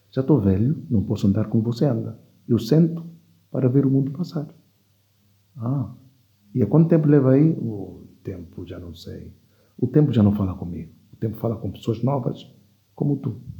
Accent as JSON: {"language": "Portuguese", "country": "Equatorial Guinea", "tie": "born there", "said": "os meus pais é que são de lá, eu nasci em Guiné Equatorial."}